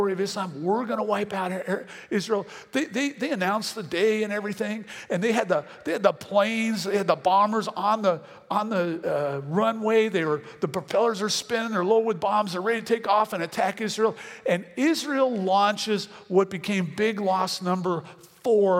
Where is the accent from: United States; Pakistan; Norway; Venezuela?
Venezuela; I'm from Venezuela